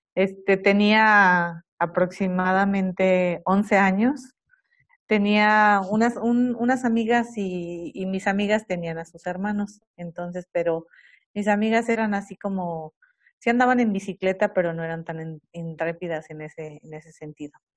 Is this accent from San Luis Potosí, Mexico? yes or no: yes; Matehuala, San Luis Potosí, Mexico; yo soy de Matehuala